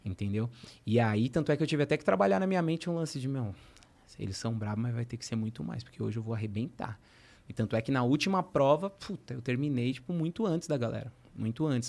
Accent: São Paulo, Brazil; eu sou de Guianazes

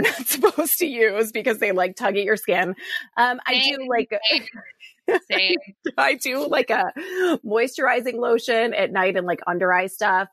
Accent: Detroit, Michigan, United States; also born or lived in Chicago, Illinois; now in Austin, United States; I just moved to Austin from Chicago, and I'm originally from Detroit

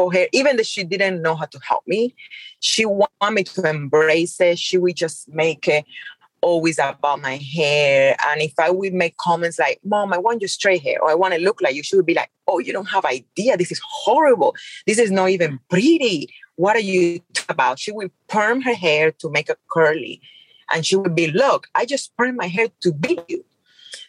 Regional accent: Cuba; English is a second language; moved away as an adult; now in Las Vegas, United States; I grew up in Cuba

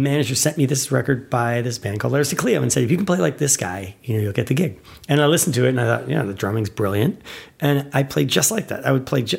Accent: Potsdam, New York, United States; moved away as an adult; also born or lived in Denton, Texas / Boston; I'm originally from New York, an upstate New York town called Potsdam

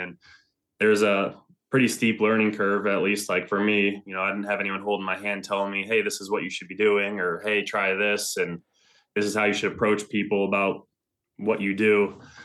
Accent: Northern Michigan, United States; moved away as an adult; also born or lived in Ann Arbor, Michigan; now in Ohio, United States; I'm currently living in North Central Ohio. Um, I'm originally from Northern Michigan

